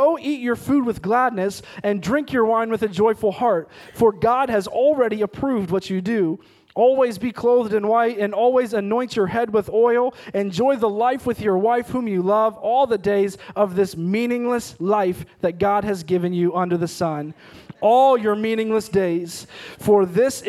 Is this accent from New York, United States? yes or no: no; Ohio, United States; moved away as an adult; also born or lived in Missouri / Oklahoma; we grew up in Ohio, we went to school in Missouri, and we ultimately did ministry for 7 years in Oklahoma